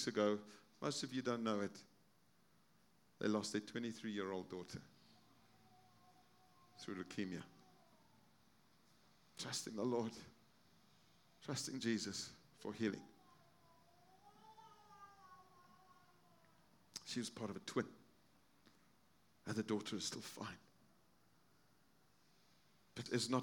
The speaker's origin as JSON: {"language": "English", "country": "South Africa", "moved": "yes", "said": "I'm from South Africa. I have friends in South Africa"}